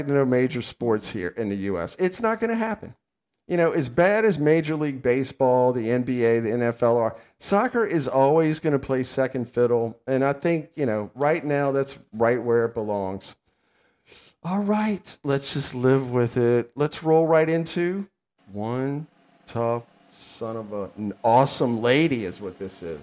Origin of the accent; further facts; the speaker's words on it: United States; I'm an American